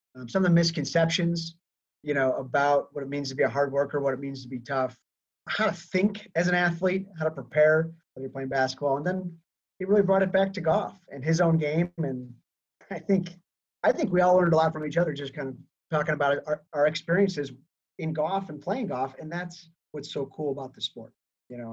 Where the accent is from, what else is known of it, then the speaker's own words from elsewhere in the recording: Chicago, Illinois, United States; I am from Chicago